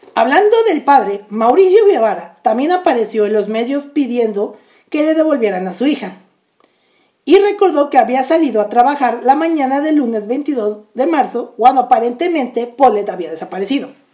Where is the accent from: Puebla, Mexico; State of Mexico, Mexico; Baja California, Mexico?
State of Mexico, Mexico; Naucalpan de Juárez; Naucalpan de Juárez, de donde yo soy